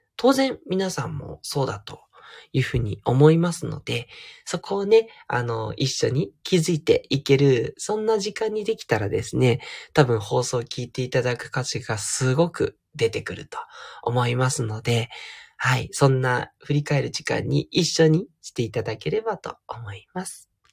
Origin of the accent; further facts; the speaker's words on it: Fuchu, Tokyo, Japan; moved away; 府中はちょっとですね、もう語り出すと本当にいろんな記憶があるんですけど、まあ、とにかく私は自分のふるさとだと思っていて